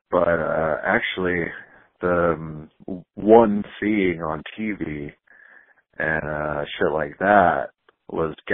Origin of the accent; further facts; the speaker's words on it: Texas, United States; little bit everywhere, but uh, I'm from Texas, and that's where I'm currently at, North Texas.